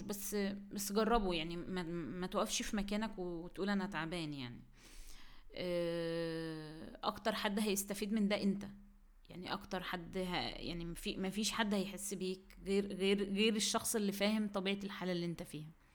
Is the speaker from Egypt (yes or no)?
yes; Egypt; عندنا في مصر